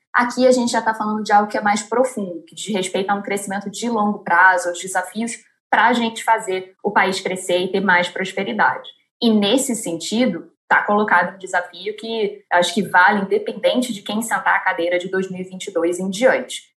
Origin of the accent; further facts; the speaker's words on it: Brazil; como brasileiros